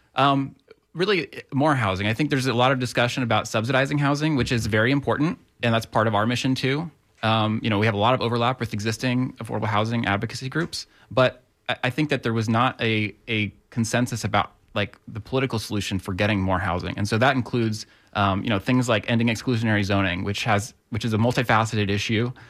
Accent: Tampa, Florida, United States; also born or lived in Gainesville; I grew up in the Tampa area.

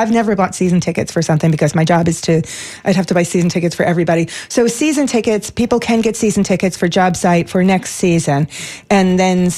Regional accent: New York City, New York, United States; I grew up in New York City

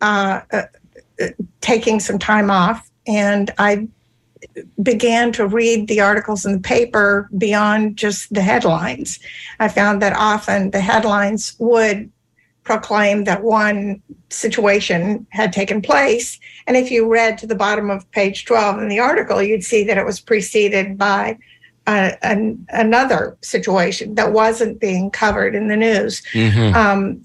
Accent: Georgia, United States; moved away as an adult; now in Florida, United States; I grew up in the Deep South in a small town in Georgia

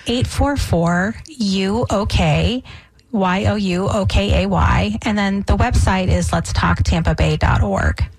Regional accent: Boston, Massachusetts, United States; also born or lived in New England; now in Tampa Bay, United States; I'm, I'm from Boston my, myself

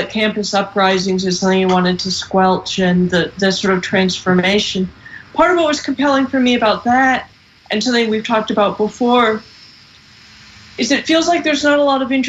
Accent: California, United States; I'm from California

